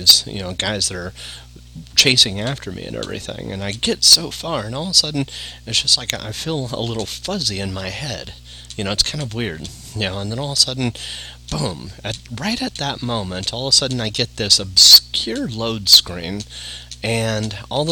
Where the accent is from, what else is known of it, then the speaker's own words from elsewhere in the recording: Yorba Linda, California, United States; also born or lived in Studio City, California; I was born and raised in Yorba Linda